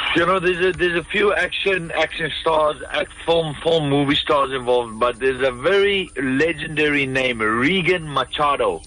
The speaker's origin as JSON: {"language": "English", "country": "South Africa", "moved": "as an adult", "lives_now": "Los Angeles, United States", "said": "I'm still South African. I will never change. You know, I might live in America"}